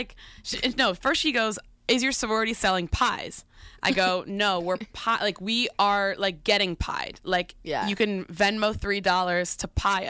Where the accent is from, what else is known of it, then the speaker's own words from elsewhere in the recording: Colorado, United States; I'm from Colorado.